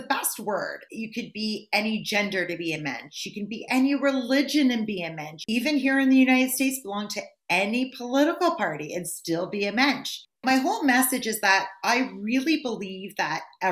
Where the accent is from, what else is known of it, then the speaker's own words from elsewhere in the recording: Thornhill, Ontario, Canada; moved away as an adult; also born or lived in Singapore; now in New Jersey, United States; We're both from Toronto or Thornhill